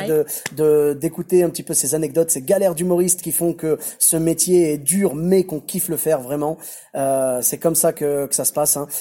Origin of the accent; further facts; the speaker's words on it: Bordeaux, Nouvelle-Aquitaine, France; chez nous à Bordeaux